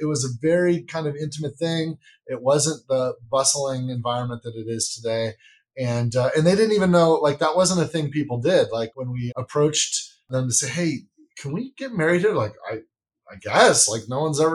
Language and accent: English; Central Coast, near Pismo Beach, California, United States; also born or lived in Los Angeles; I actually was on the Central Coast, an area near Pismo Beach